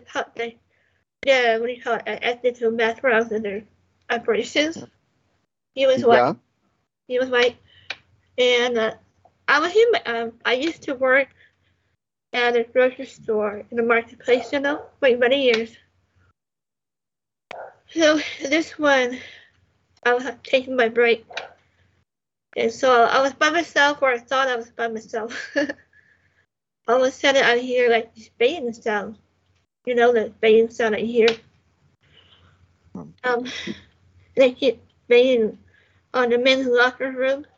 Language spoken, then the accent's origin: English; Southern California, United States; I was born and raised here, Southern California